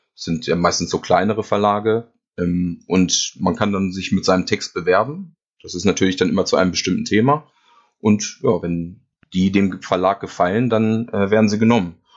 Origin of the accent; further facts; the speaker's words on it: near Hanover, Lower Saxony, Germany; Niedersachsen ist richtig. Also ich komme aus der Nähe von Hannover